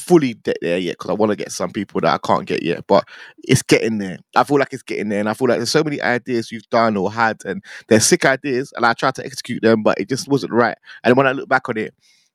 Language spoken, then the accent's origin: English; London, United Kingdom; also born or lived in Watford; I'm from Northwest London, that's where I grew up